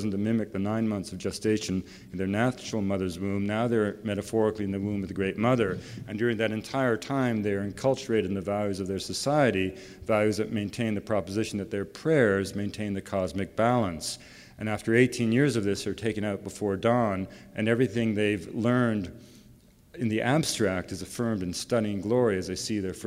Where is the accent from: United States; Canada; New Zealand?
Canada; British Columbia; I was raised in the forests of British Columbia